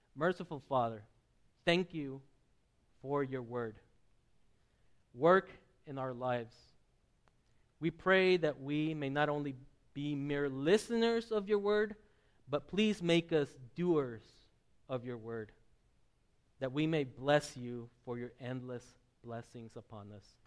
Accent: southern Mexico, Mexico; moved away; I grew up in the Presbyterian churches of southern Mexico

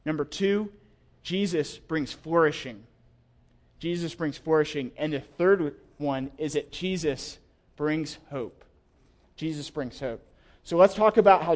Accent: the South, United States; I'm from the South

